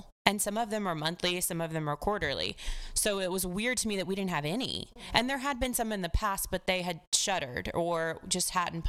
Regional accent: Texas, United States; moved away as an adult; also born or lived in Nashville, Tennessee; now in Cookeville, United States; I'm from Texas. I went to Belmont University.

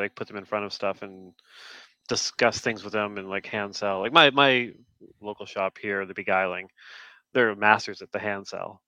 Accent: Canada; being Canadian

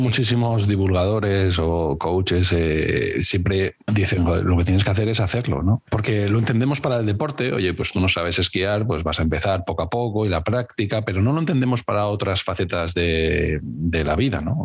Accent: Cáceres, Extremadura, Spain; moved away; also born or lived in Valladolid; yo eh, vivía en Valladolid, pero soy de Cáceres

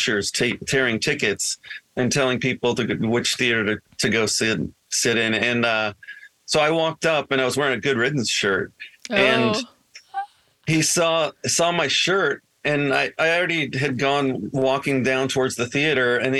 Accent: Corvallis, Oregon, United States; a small town where I grew up in Corvallis, Oregon

